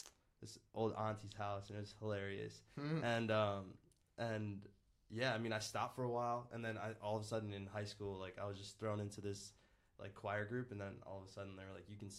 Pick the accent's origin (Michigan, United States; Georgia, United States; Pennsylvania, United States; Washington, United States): Michigan, United States; Canton; moved away as an adult; also born or lived in Troy, Michigan; now in Austin, United States; So I grew up when I was little in Canton, mm-hmm. and then I was. It's very close to Ann Arbor, so I just say Ann Arbor to everyone who's not from Michigan.